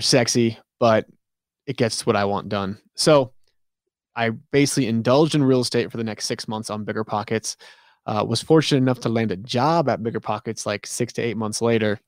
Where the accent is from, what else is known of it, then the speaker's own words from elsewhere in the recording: New England, United States; I'm from New England